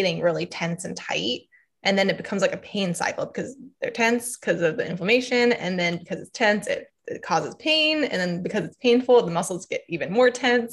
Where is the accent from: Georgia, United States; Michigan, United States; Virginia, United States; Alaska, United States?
Georgia, United States; Atlanta; moved away as an adult; now in Wilmington, United States; I'm from Atlanta, Georgia